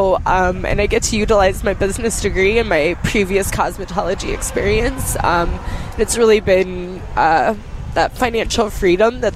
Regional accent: Colorado, United States; moved away as an adult; now in Minnesota, United States; I grew up in Colorado

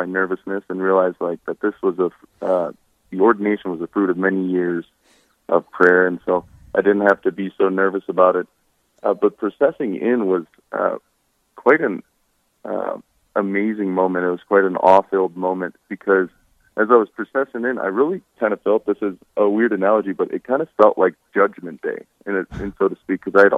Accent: Hartford, South Dakota, United States; I grew up near Hartford, South Dakota.

